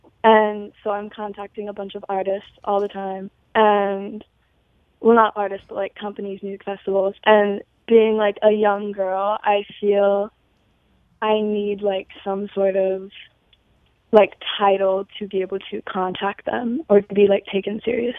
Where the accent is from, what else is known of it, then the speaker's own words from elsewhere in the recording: Cincinnati, Ohio, United States; I'm from Cincinnati.